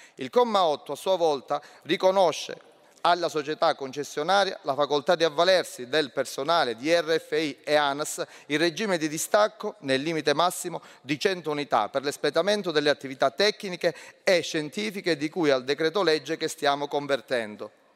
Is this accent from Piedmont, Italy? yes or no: no; Calabria, Italy; also born or lived in Messina; da Calabrese che ha studiato a Messina